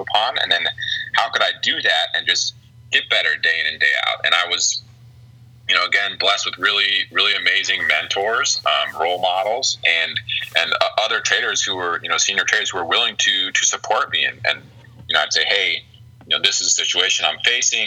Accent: Springfield, Ohio, United States; I'm from Springfield, Ohio

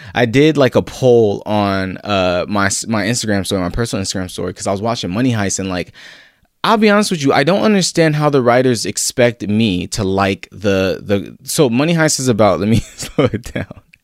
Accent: San Diego, California, United States; I grew up in Southeast San Diego, not your typical, you know, image of San Diego

